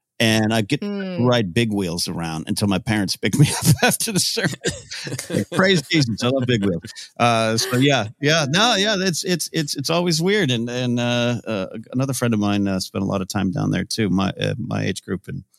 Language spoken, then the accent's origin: English; Central Coast of California, United States; also born or lived in Orange, California; I was raised in the Central Coast of California.